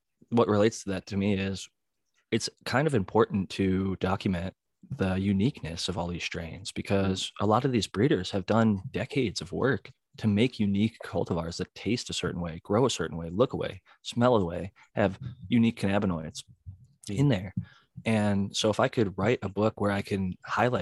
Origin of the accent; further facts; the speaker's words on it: Ohio, United States; moved away as an adult; now in California, United States; when I was growing up in Ohio